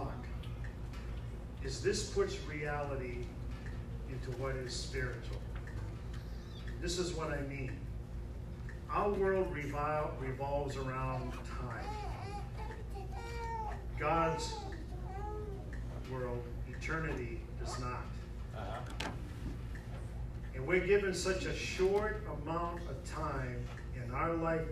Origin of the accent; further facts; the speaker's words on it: New England, United States; I'm from New England